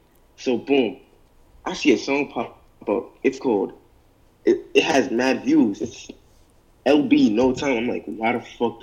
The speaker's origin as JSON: {"language": "English", "town": "New York City", "region": "New York", "country": "United States", "said": "I'm from New York, bro."}